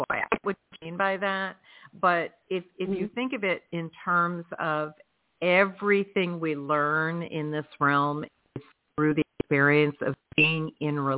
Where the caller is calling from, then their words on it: Georgia, United States; I am calling from Georgia.